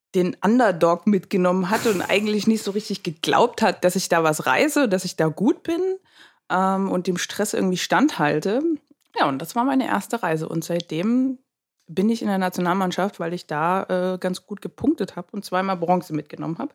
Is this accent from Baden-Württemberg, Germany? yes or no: no; Dresden, Saxony, Germany; also born or lived in Berlin; bin dann zurück nach Dresden, da wo ich ja auch herkomme, was meine Heimat auch ist